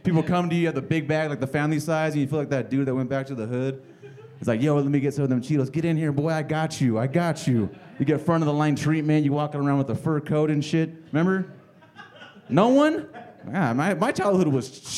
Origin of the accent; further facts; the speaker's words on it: Phoenix, Arizona, United States; I'm from South Phoenix.